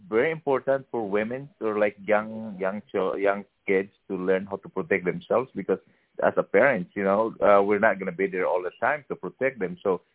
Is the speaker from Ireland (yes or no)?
no; Philippines; now in United States; as a Filipino born and raised in the Philippines